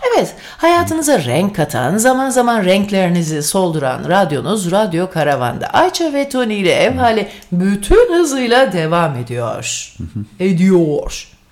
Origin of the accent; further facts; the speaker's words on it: Sivas, Sivas Province, Turkey; first language Turkish; İkimiz de ikimiz de Sivaslıyız.